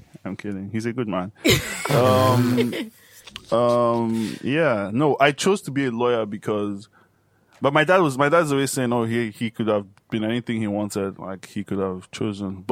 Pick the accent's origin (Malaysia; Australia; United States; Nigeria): Nigeria; Ibadan, Oyo; I'm from Ibadan. Yeah. I know my people